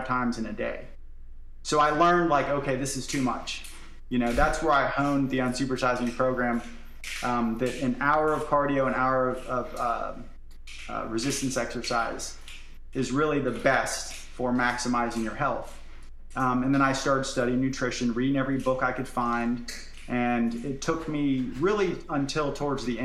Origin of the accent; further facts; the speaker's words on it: Florida, United States; I'm from Florida